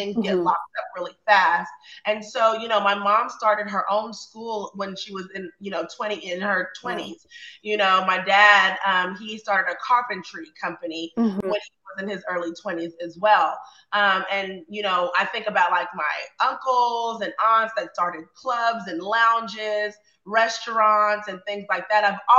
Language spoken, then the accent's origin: English; Austin, Texas, United States; I am an Austin native, born and raised